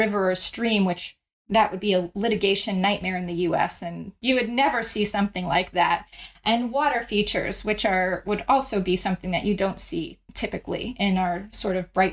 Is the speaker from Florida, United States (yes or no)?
yes; Florida, United States; for much of my childhood, I grew up in Florida